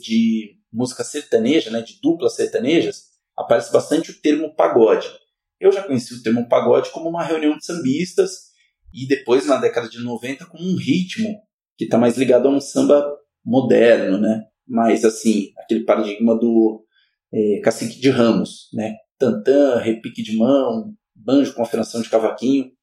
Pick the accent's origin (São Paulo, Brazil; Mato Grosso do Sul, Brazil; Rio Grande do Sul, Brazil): São Paulo, Brazil; Campinas; eu sou nascido aqui em Campinas, né, nascido e criado entre o Jardim Santana e o Dique 5